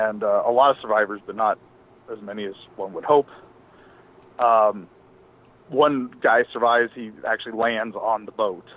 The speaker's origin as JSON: {"language": "English", "region": "Ohio", "country": "United States", "lives_now": "Florida, United States", "said": "I'm originally from Ohio, in case you guys didn't know that, because almost everyone in Florida is originally from somewhere else. we moved down."}